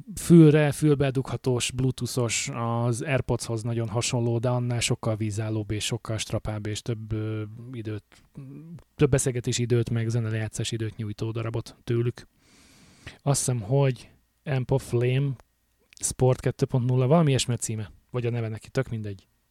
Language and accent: Hungarian; Hungary; moved away as an adult; now in Alberta, Canada; Magyarországról jöttem, hogy itt élek már hát négy-öt éve